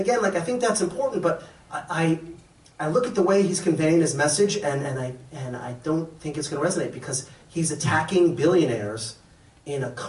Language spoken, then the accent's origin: English; Massachusetts, United States; not really a New York Jew. I grew up in Massachusetts.